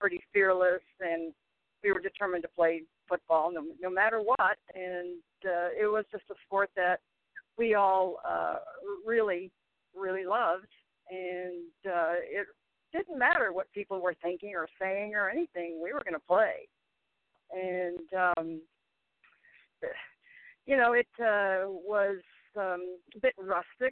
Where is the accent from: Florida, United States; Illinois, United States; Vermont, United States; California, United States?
Illinois, United States; Chicago; moved away as an adult; also born or lived in Kansas; now in Houston, United States; I grew up in Chicago, went to school in Kansas